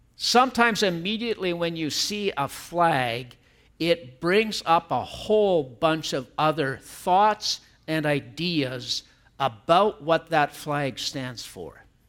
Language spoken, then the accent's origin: English; Canada; we are Canadians. I am a Canadian, and I'm happy that God has allowed me to live here.